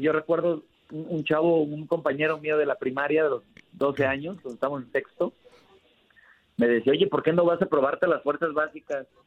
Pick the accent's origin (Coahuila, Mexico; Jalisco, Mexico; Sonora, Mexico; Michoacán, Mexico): Jalisco, Mexico; Guadalajara; also born or lived in Tonalá, Jalisco / Zapopan, Jalisco; Yo, yo crecí en Guadalajara, nací en Guadalajara, me crié en Tonalá y ahora vivo en Zapopan